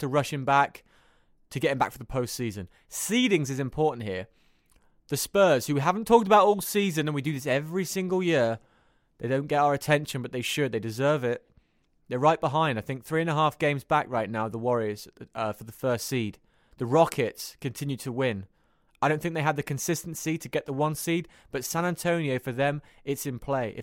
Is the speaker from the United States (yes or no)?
no; United Kingdom; accent: British; My British accent